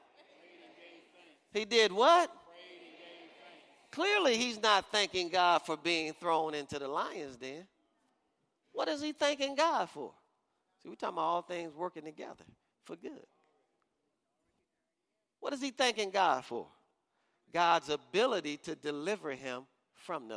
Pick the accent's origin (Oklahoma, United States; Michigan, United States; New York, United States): Michigan, United States; Detroit; I'm from Detroit, Michigan